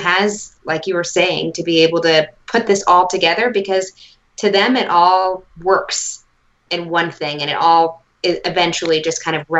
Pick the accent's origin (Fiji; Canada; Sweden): Canada; accent: Canadian; I was born and raised in Canada